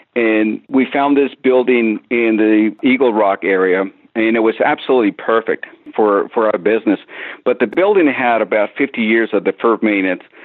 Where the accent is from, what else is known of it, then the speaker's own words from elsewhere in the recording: Mexico; I grew up in Mexico